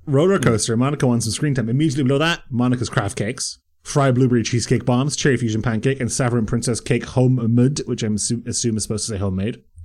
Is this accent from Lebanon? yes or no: no; Bray, Leinster, Ireland; I grew up in Bray